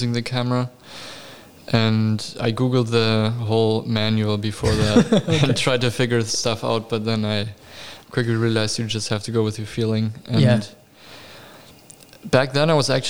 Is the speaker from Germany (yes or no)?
yes; northern Bavaria, Germany; English is a second language; moved away as an adult; also born or lived in Atlanta, United States; now in United States; I'm originally from Germany, small town on the countryside in northern Bavaria.